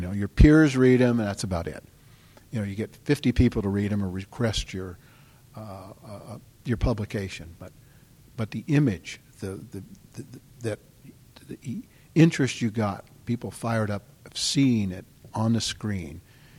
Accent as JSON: {"language": "English", "area": "San Diego County", "region": "California", "country": "United States", "tie": "born or raised there", "said": "growing up in San Diego County along the coast there"}